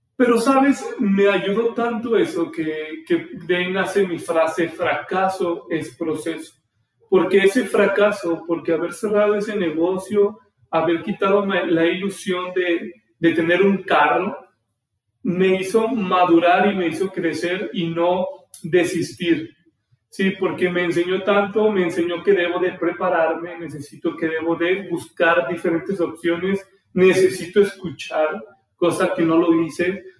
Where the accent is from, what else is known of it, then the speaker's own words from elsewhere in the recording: Aguascalientes, Mexico; soy de Aguascalientes, nací aquí